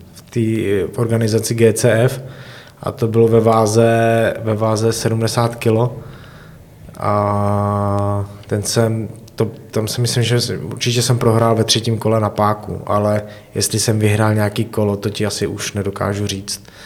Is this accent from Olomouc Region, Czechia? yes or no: yes; Mohelnice, Olomouc Region, Czechia; moved away as an adult; now in Hradec Králové, Czechia; pocházím z Mohelnice a v Mohelnici taky menší městečko